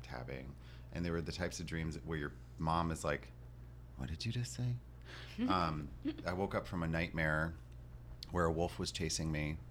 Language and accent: English; Florida, United States; also born or lived in Detroit; now in Los Angeles, United States; I was born in Florida